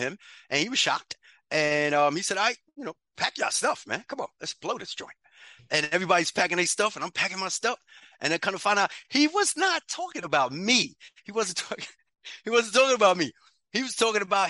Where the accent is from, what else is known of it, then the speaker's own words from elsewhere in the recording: New York City, New York, United States; also born or lived in Bronx, New York; I grew up in Harlem, New York. Grant Projects